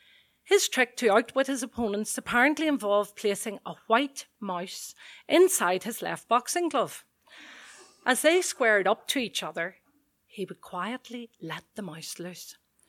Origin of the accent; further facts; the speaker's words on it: Belfast, Northern Ireland, United Kingdom; Growing up on the Glen Road in Belfast, my dad had been a loyal customer of Creighton's Pet Shop in Smithfield